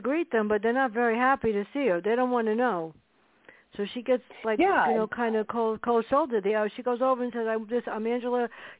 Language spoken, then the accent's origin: English; New York City, New York, United States; a hospital where I grew up in the Bronx